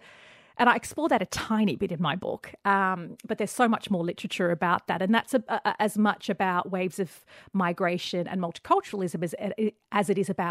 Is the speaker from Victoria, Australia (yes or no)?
no; Sydney, New South Wales, Australia; If you looked at where I grew up in Western Sydney and the Middle Eastern community